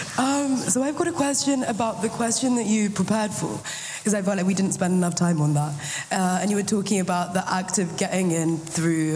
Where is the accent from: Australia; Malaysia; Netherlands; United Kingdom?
United Kingdom; Manchester, North West England; moved away as an adult; now in Cambridge, United Kingdom; Where am I from? Manchester.